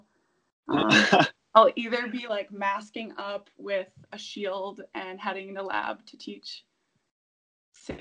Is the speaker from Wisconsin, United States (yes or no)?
yes; Milwaukee, Wisconsin, United States; moved away; I'm from Wisconsin, Milwaukee originally